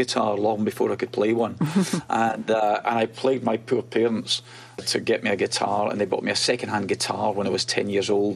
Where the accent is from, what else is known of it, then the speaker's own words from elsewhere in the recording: Glasgow, Scotland, United Kingdom; moved away as an adult; also born or lived in London; I was born in a tenement slum on the outskirts of Glasgow, a one bedroom flat, no heating